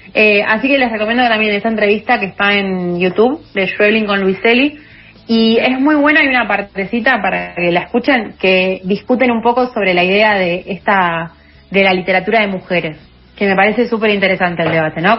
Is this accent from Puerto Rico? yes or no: no; Argentina; en Argentina